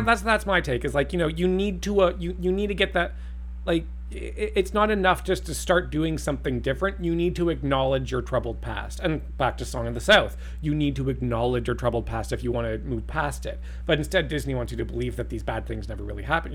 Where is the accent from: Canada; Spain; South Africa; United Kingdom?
Canada; as a Canadian